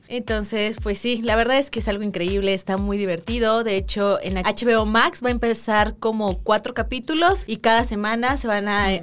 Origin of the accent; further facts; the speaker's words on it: Mexico City, Mexico; nací en Ciudad de México